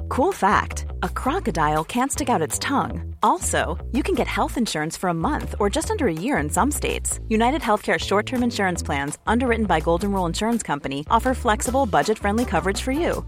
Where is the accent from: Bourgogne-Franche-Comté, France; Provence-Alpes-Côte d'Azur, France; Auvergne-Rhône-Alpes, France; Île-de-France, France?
Bourgogne-Franche-Comté, France; Bresse; accent: jurassien; j'ai fait toute mon enfance en Bresse